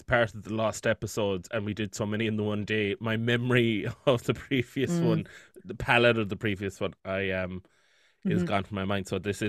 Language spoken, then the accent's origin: English; Austria; accent: Austrian; which I'm sure on the day I renditioned perfectly in my Austrian accent